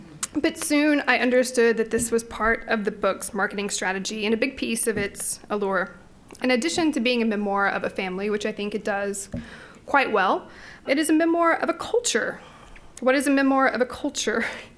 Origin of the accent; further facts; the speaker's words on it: Knoxville, Tennessee, United States; moved away as an adult; also born or lived in Southeast Texas; now in Virginia, United States; if I said I was from East Tennessee or Knoxville